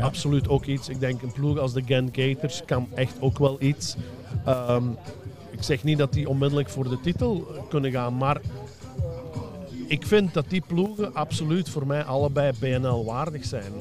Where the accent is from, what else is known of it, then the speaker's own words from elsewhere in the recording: Belgium; moved away as an adult; also born or lived in Germany; Ik ben tien jaar uit België weg geweest. Eh, en toen ik in 2009 vertrok naar Duitsland